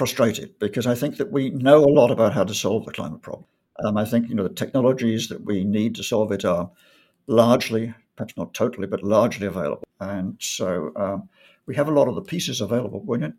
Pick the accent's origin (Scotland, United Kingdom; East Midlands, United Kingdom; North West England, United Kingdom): North West England, United Kingdom; Warrington; moved away as an adult; also born or lived in Bangor, Wales / London suburbs; shortly after that, we moved to the sort of London suburbs for a while, and then up to the northwest of England, a town called Warrington, which is where I went to secondary school.